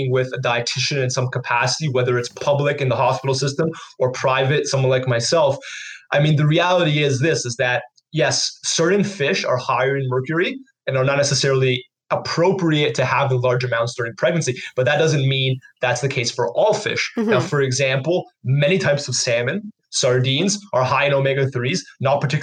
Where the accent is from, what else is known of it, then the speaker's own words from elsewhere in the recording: Canada; we're from Canada